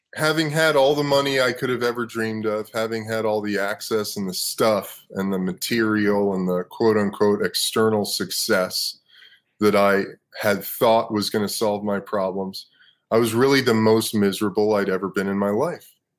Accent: Los Angeles, California, United States; also born or lived in Brooklyn, New York City, United States; I was born in New York City, lived in Brooklyn until I was 10. My mom moved my brother and I out to Los Angeles.

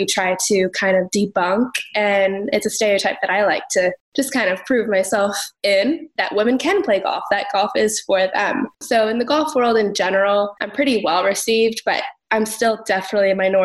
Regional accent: Phoenix, Arizona, United States; a brown girl growing up in Phoenix

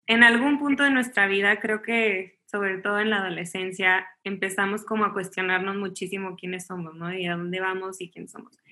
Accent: Chihuahua, Mexico; also born or lived in Miami / Los Angeles; now in Mexico City, Mexico; soy de Chihuahua, Chihuahua originalmente eh, y ahorita vivo en la Ciudad de México, pero la verdad es que me ha tocado vivir en muchísimos lados.

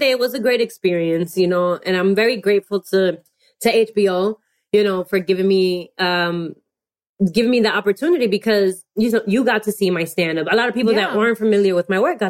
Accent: New York City, New York, United States; I always been proud to be Dominican American and being a New Yorker on top of that, because I also feel like there's a culture in New York City that's very unique, unlike any place in America.

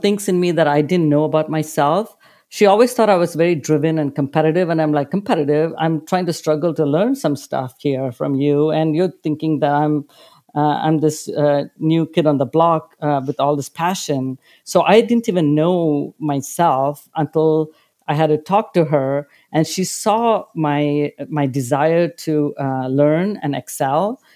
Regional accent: India; moved away; Growing up in India, I led a very privileged life

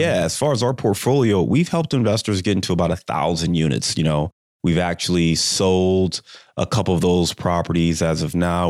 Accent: Cleveland, Ohio, United States; moved away; I'm from Cleveland

